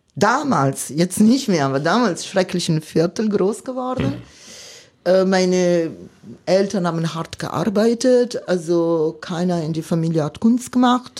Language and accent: German; Milan, Lombardy, Italy; German is a second language; moved away as an adult; now in Cottbus, Germany; ich bin äh, Mailänderin, äh, komme ich aus der Stadt Mailand. Äh, seit Generationen sind wir Mailänder